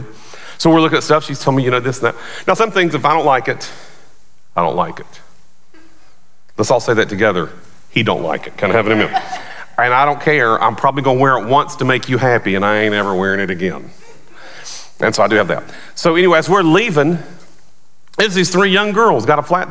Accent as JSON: {"language": "English", "area": "outside of Charlotte", "region": "North Carolina", "country": "United States", "tie": "born or raised there", "moved": "yes", "said": "where I grew up outside of Charlotte, Bojangles was big."}